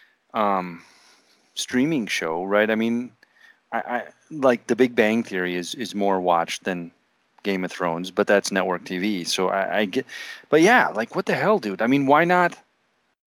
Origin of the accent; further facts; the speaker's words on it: Minnesota, United States; now in Raleigh, United States; We grew up in Minnesota, so we're diehard Minnesota fans